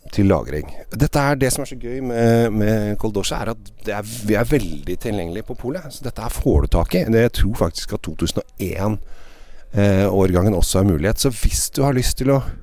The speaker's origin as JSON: {"language": "Norwegian", "country": "Norway", "said": "hjemme i Norge"}